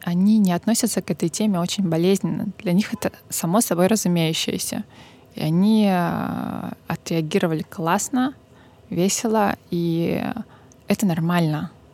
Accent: Novorossiysk, Krasnodar Krai, Russia; moved away; моего родного города

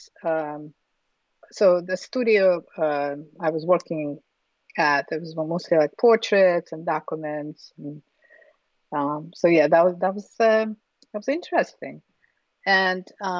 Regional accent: Ufa, Bashkortostan, Russia; English is a second language; moved away; I was born in Russia, in Republic of Bashkortostan, in Ufa, which is the capital of Bashkortostan

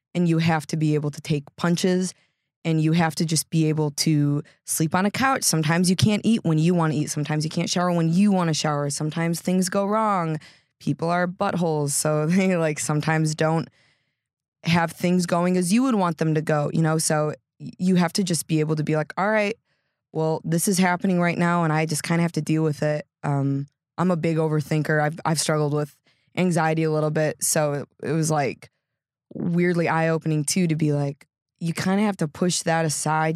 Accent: Geneva, Illinois, United States; also born or lived in Washington Island, Wisconsin / Sturgeon Bay, Wisconsin; I grew up in, like, Geneva, from a baby until I was, like, about eighteen

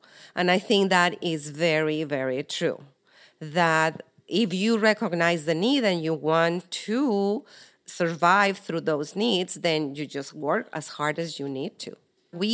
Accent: Mexico; moved away; I am Maribel's mother and I was born in Mexico.

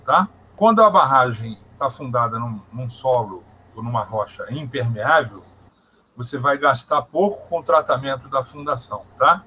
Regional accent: Barbacena, Minas Gerais, Brazil; also born or lived in Brasília; now in Rio de Janeiro, Brazil; Eu sou de Minas Gerais. Eu adotei o Rio de Janeiro como meu estado, mas eu sou nascido em Minas Gerais, tenho família em Minas Gerais, vou a Minas Gerais. Uhum pertinho do Rio de Janeiro, na cidade de Barbacena

